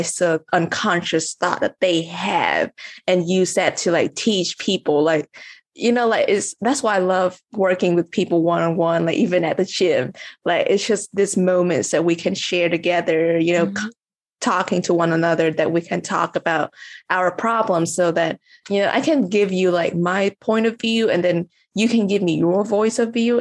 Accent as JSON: {"language": "English", "country": "Vietnam", "tie": "born or raised there", "also_born_or_lived": "United States", "moved": "yes", "said": "Like I grew up in Vietnam and then I went to the US, right?"}